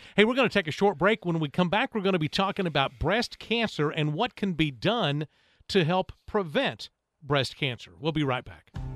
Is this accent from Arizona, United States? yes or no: no; Hixson, Tennessee, United States; I grew up, uh, over in Hickson, in Middle Valley, Saudi Daisy